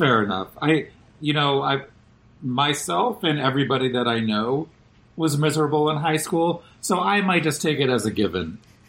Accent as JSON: {"language": "English", "town": "Boston", "region": "Massachusetts", "country": "United States", "tie": "born or raised there", "also_born_or_lived": "New York", "moved": "yes", "said": "I grew up in Boston."}